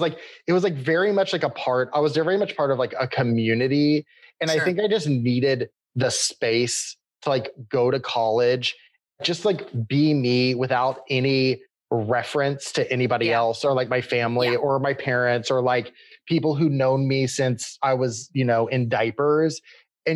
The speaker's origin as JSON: {"language": "English", "town": "Austin", "region": "Texas", "country": "United States", "tie": "born or raised there", "said": "I grew up in Austin, Texas"}